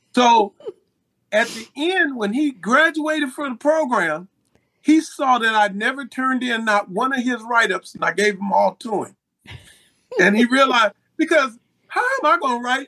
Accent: Compton, California, United States; also born or lived in Los Angeles / Willowbrook; I grew up in the city of uh, Los Angeles, Willowbrook, and Compton.

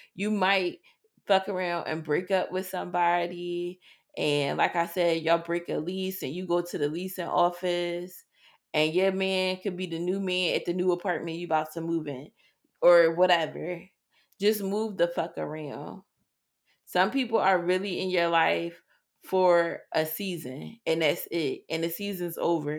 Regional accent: Philadelphia, Pennsylvania, United States; growing up in Philadelphia

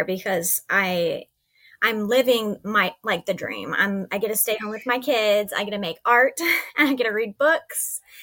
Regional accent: East Texas, United States; moved away as an adult; I'm from East Texas

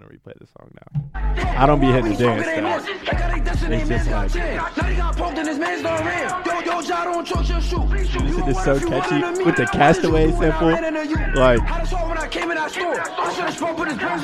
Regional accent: New York, United States; moved away; also born or lived in Johnstown; I'm from New York, but I'm from New York

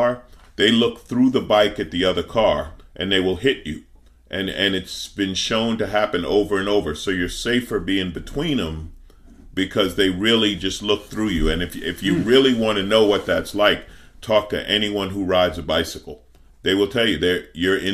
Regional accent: New York City, New York, United States; I grew up in Queens

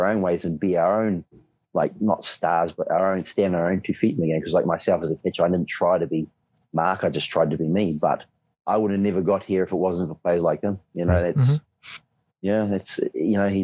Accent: New Zealand; us Kiwis

